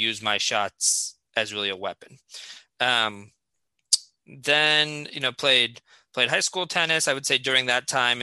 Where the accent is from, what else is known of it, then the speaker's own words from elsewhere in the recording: Fairfield, Connecticut, United States; I grew up in Fairfield, Connecticut